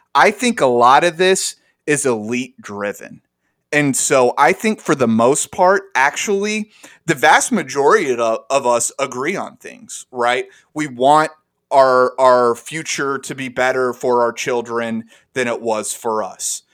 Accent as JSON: {"language": "English", "region": "Arkansas", "country": "United States", "tie": "born or raised there", "said": "all three of us grew up together in arkansas"}